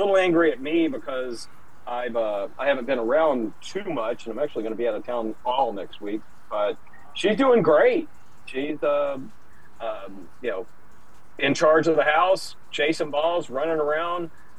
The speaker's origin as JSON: {"language": "English", "town": "Memphis", "region": "Tennessee", "country": "United States", "tie": "born or raised there", "moved": "yes", "lives_now": "Chicago, United States", "said": "I used to live in, you know, I grew up in Memphis, which is on the border with Mississippi"}